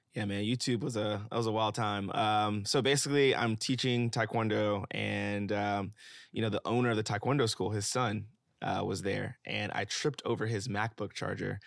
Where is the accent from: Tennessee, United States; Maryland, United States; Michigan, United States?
Tennessee, United States; Memphis; also born or lived in Atlanta / San Francisco / Los Angeles; now in New York, United States; I'm from Memphis, Tennessee